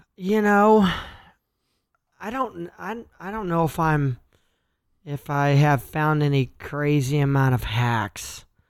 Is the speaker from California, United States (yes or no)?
no; Kansas, United States; I'm from Kansas and I'm a farm kid.